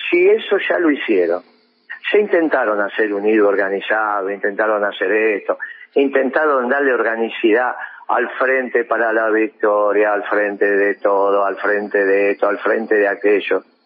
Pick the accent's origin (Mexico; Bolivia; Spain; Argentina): Argentina; un pueblo extraordinario como el, argentino